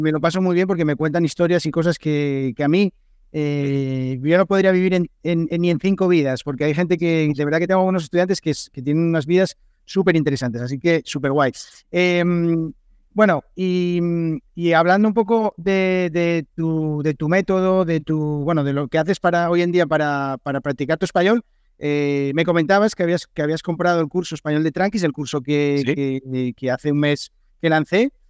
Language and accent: Spanish; Spain; ¿cómo somos los españoles como estudiantes de inglés?